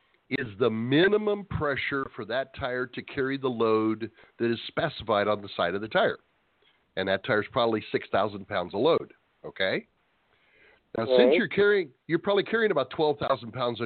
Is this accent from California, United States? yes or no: yes; Escondido, California, United States; moved away; Kevin and I were originally from Escondido.